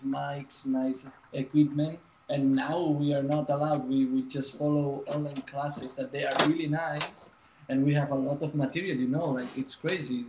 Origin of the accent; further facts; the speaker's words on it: Barcelona, Catalonia, Spain; moved away as an adult; now in London, United Kingdom; I'm from Barcelona